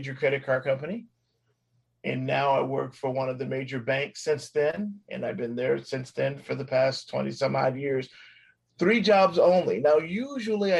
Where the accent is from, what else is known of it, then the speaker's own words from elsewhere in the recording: Phoenix, Arizona, United States; I am born and raised in Phoenix, Arizona. I'm one of the five natives that are here